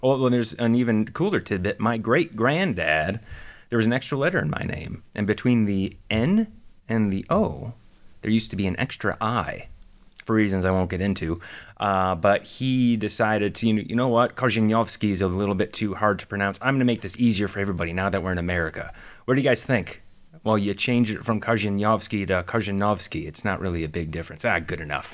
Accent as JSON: {"language": "English", "region": "Minnesota", "country": "United States", "tie": "born or raised there", "also_born_or_lived": "Florida", "moved": "yes", "said": "I grew up in Minnesota"}